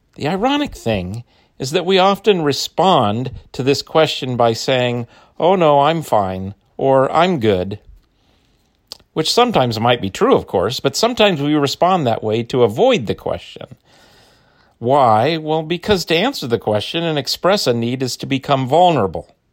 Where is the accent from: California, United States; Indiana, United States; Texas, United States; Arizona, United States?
Arizona, United States; Phoenix; I grew up in Phoenix